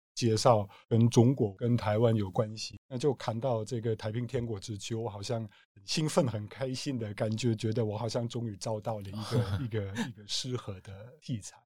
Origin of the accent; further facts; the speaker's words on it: Germany; Chinese is a second language; moved away; 从香港回德国一趟，在乡下的我的家乡看我家人